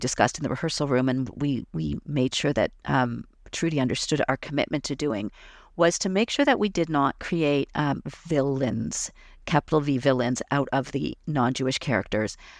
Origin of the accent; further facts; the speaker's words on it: Toronto, Ontario, Canada; I was growing up in Toronto